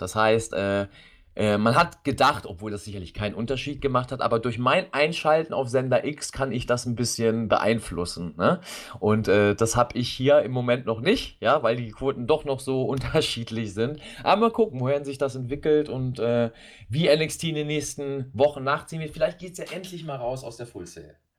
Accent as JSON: {"language": "German", "country": "Germany", "said": "bei uns in Deutschland"}